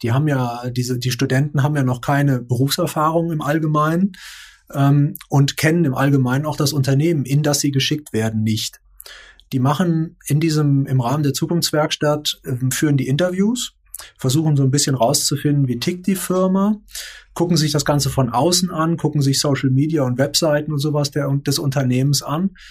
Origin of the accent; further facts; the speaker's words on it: Rhineland, Germany; Ich bin ja selbst auch Rheinländer